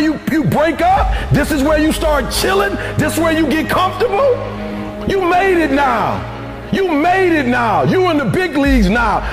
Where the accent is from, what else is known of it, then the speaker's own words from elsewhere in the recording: Detroit, Michigan, United States; I'm from Detroit, homeless.